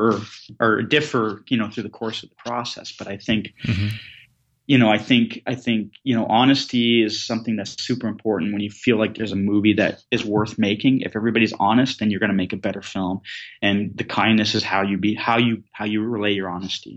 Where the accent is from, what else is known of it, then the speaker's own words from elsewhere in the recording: Southern Ontario, Canada; moved away; also born or lived in west of England; the kid growing up in Southern Ontario who didn't like hockey